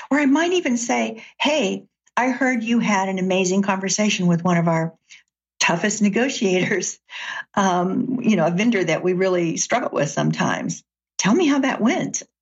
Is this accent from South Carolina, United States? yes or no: no; Chattanooga, Tennessee, United States; now in Seattle, United States; I grew up in Chattanooga, Tennessee.